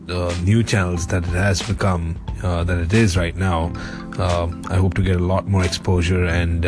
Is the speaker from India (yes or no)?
yes; India; I am an Indian entrepreneur.